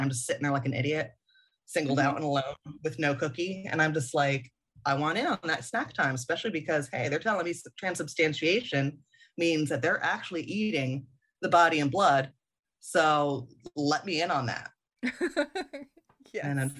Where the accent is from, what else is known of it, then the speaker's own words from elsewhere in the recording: Germany; So I grew up overseas in West Germany in the 80s, excuse me, and I didn't have a lot of interaction with any other faiths.